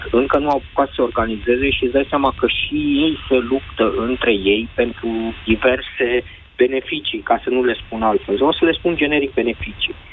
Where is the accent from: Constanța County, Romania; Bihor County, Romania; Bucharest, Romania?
Bucharest, Romania; Când zic, din București.